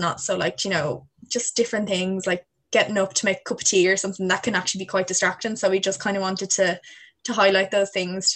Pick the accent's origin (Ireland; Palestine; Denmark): Ireland; Wicklow, Leinster; I'm also third year social science and I'm from Wicklow.